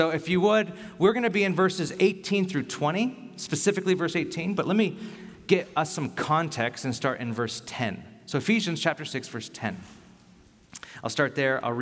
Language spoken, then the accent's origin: English; Bakersfield, California, United States; now in San Francisco, United States; I grew up in Bakersfield